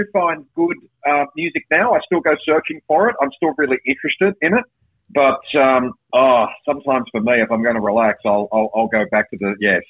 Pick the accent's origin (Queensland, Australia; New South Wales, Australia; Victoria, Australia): New South Wales, Australia; Bathurst; also born or lived in Cairns / Sydney / Brisbane / Perth; now in Melbourne, Australia; I grew up in Bathurst in New South Wales, which is a small enough town that I was able to get a job at the local radio station.